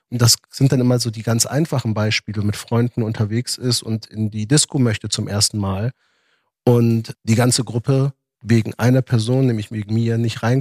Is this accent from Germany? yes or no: yes; Germany; Ich bin in diesem Land groß geworden. Es ist ein Stück weit meine Heimat.